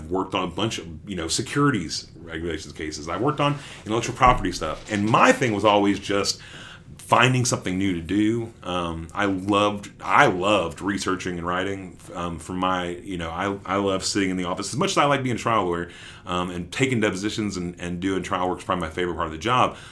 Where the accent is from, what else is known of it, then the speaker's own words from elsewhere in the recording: Dallas, Texas, United States; also born or lived in Sherman, Texas; now in Waco, United States; I grew up in Dallas. I grew up in Oak Cliff. And then I went to high school, though, in Sherman, which is about an hour north.